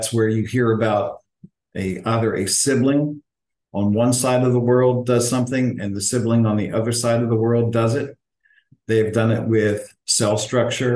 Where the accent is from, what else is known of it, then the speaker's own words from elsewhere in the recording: Philadelphia, Pennsylvania, United States; moved away; also born or lived in Atlanta, Georgia; My hometown is Philadelphia, by the way. So it was a great town to grow up in musically and culturally